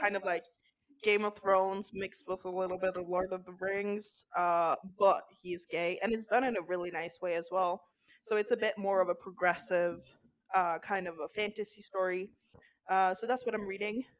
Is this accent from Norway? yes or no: yes; Norway; now in Amsterdam, Netherlands; So I'm 26 and I'm from Norway.